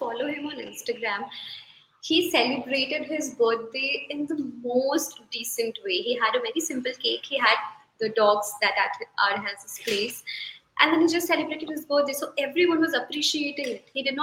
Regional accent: Ranchi, Jharkhand, India; I'm from Ranchi

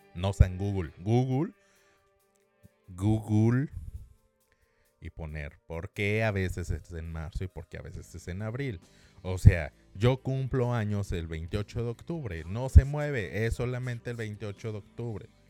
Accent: Mexico City, Mexico; yo soy de la Ciudad de México

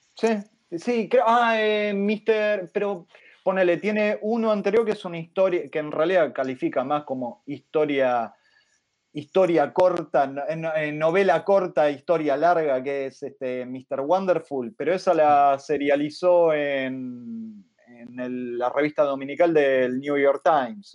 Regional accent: Argentina; como argentino

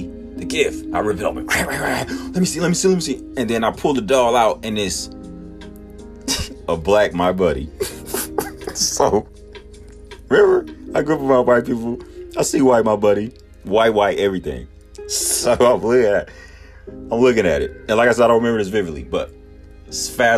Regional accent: Texas, United States; also born or lived in Milwaukee, Wisconsin; me and my sister was born and raised in Milwaukee. Wisconsin. My sister's 3 years older than me, but we started school. My mom and my dad got married. They moved down to Texas, and we started school down here.

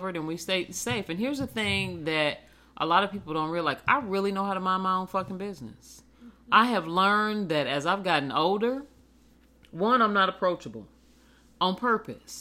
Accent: central Indiana, United States; The central part

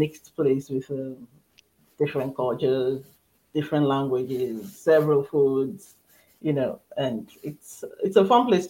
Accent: Nigeria; moved away as an adult; also born or lived in Lagos, Nigeria; now in Moncton, Canada; And I'm from Nigeria in West Africa, and the first of three children. I had my first my education, the first degree and master's in Nigeria

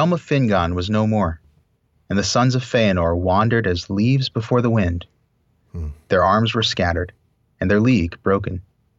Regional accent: Texas, United States; I'm a Texan, this.

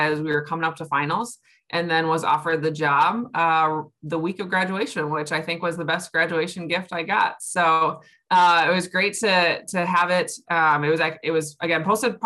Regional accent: Grand Blanc, Michigan, United States; I grew up in Grand Blanc

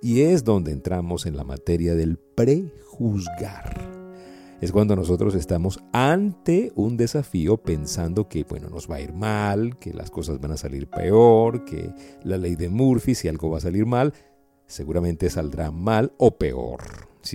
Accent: Venezuela; also born or lived in Colombia / United States; hablo como venezolano, y como persona que también ha emigrado, ahorita pues estoy en Venezuela

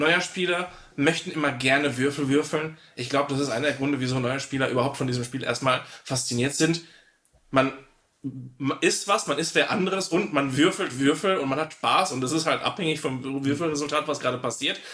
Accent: Italy; moved away; als Italiener

